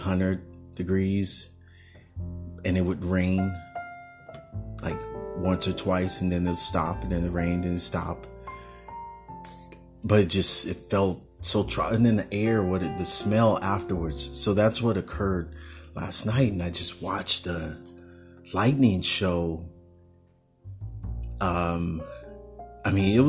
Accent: San Francisco Bay Area, California, United States; Growing up in the Bay Area, there was a lot of thunderstorms here and there.

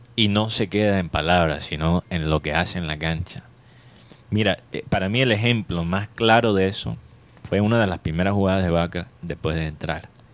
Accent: Caribbean coast, Colombia; accent: costeñol; en nuestra manera de hablar aquí en la costa hay la influencia oriental

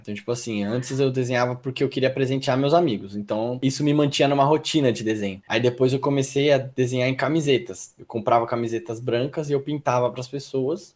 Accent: São Paulo, Brazil; sou morador de periferia. Eu vim da Zona Sul de São Paulo, é uma região é, do Grajaú, uma região bem periférica. Estudei em escola pública

